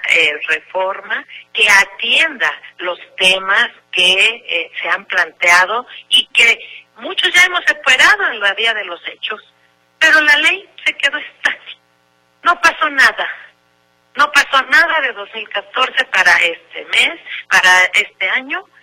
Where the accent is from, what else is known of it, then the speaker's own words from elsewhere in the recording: Mexico; Nosotros como mexicanas y mexicanos conquistamos un derecho